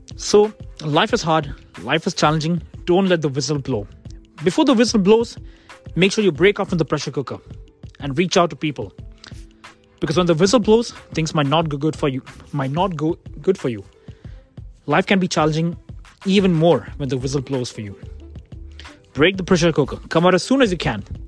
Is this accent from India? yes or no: yes; India; now in Kent, United Kingdom; I'm an Indian